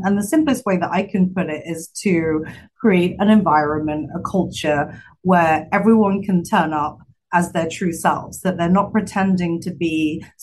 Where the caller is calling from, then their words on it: Chicago, Illinois, United States; Uh, Chicago, downtown Chicago today, in a very empty office.